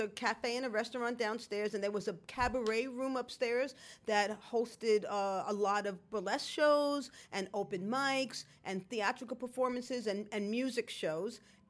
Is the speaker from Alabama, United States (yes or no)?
no; New York City, New York, United States; We both grew up in the Bronx.